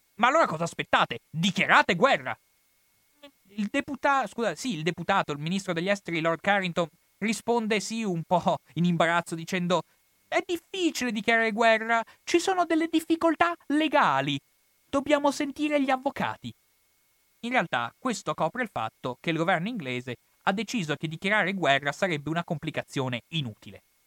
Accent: Italy; per me che sono italiano

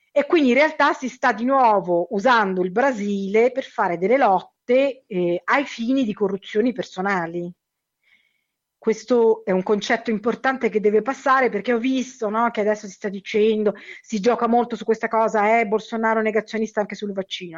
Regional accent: Lazio, Italy; now in São Paulo, Brazil; io parlo del Lazio perché sono originaria del Lazio

